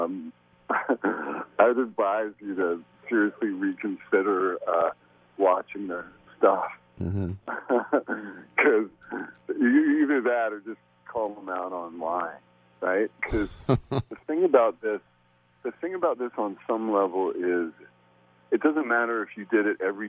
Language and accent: English; Canada; growing up in Canada